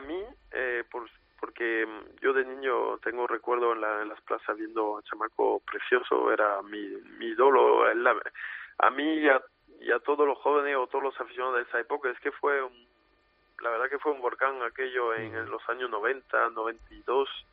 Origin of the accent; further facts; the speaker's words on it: Arles, Provence-Alpes-Côte d'Azur, France; la plaza de mi tierra, de mi ciudad